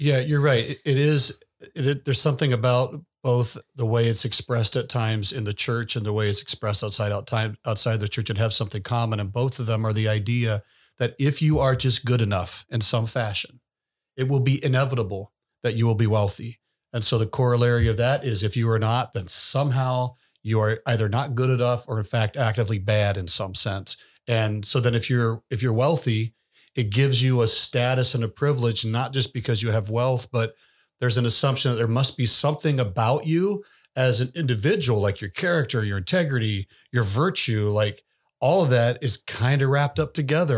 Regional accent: the South, United States; moved away; I grew up in the South

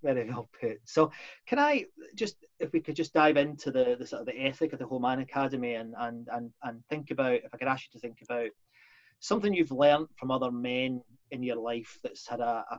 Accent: Scotland, United Kingdom; accent: Scottish; forgive me if I sound a bit Scottish, but that's just the way I am.

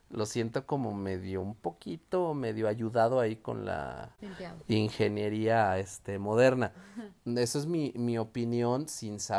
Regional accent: León, Guanajuato, Mexico; Nosotros somos de Guanajuato, eh, tenemos aquí San Miguel de Allende, tenemos Guanajuato, incluso aquí en León el centro pues también es muy colonial

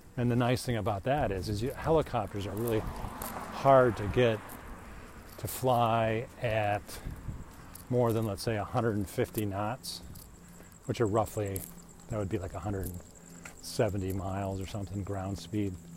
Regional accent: United States; I'm an American

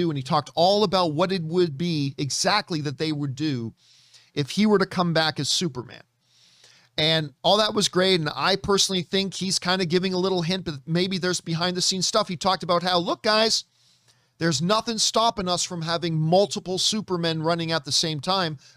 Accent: United Kingdom; There's something fun about that, and I do love being British.

